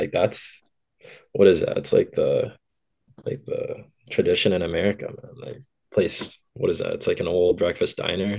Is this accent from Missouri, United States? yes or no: yes; St. Louis, Missouri, United States; Triple A hockey in St. Louis was growing like rapidly, especially there.